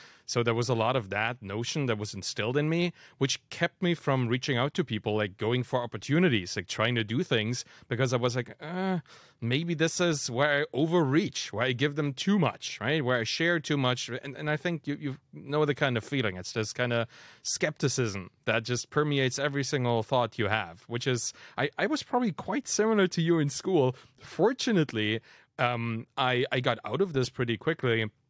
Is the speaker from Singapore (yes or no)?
no; East Germany, Germany; being German and dropping all the kind of Germanist stuff that we've been taught as kids, right? Like I was raised in East Germany